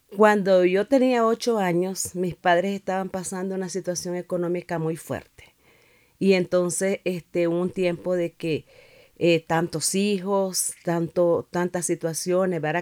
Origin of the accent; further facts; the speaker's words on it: Nicaragua; now in Managua, Nicaragua; al tiempo regresé a mi pueblo